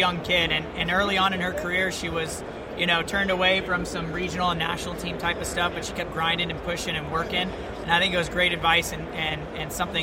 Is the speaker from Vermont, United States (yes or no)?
no; California, United States; moved away as an adult; also born or lived in Alabama / Birmingham; I grew up in California, played club soccer out there